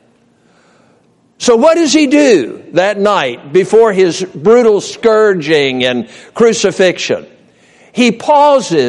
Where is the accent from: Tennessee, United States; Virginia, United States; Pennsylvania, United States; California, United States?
Virginia, United States; Norfolk; I grew up in Norfolk, Virginia. That was home, born and reared there.